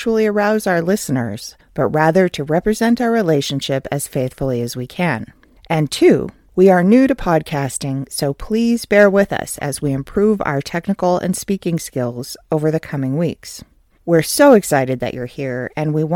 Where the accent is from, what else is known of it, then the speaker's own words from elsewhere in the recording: California, United States; I'm originally from California